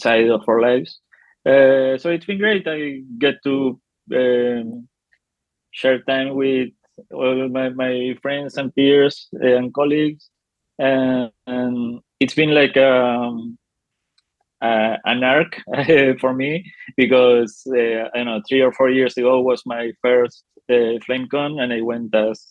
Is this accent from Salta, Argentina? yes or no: yes; Salta, Argentina; I am from Argentina. I grew up in Salta, a small city near Buenos Aires.